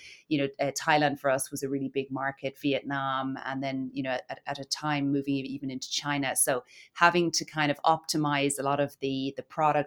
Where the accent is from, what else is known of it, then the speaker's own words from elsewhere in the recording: Cork, Munster, Ireland; accent: Irish; moved away as an adult; also born or lived in Dublin / Italy / London; in Ireland, as maybe you can tell from my accent. I was born in Cork